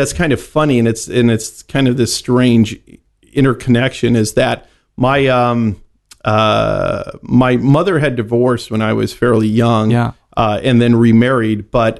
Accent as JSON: {"language": "English", "town": "San Jose", "region": "California", "country": "United States", "tie": "born or raised there", "said": "I'm a native Northern Californian."}